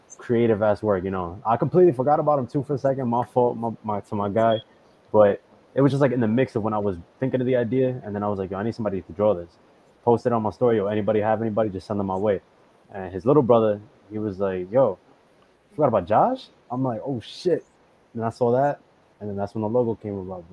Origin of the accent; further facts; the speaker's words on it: Long Island, New York, United States; I grew up in Long Island too